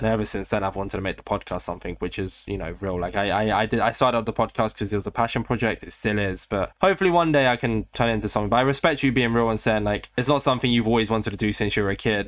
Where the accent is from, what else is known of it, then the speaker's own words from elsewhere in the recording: United Kingdom; I'm also British